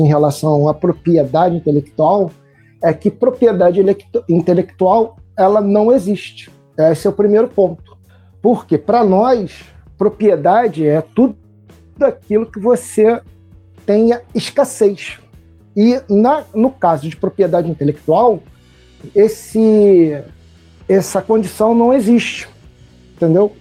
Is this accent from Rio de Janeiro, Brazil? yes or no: yes; Niterói, Rio de Janeiro, Brazil; sou de Niterói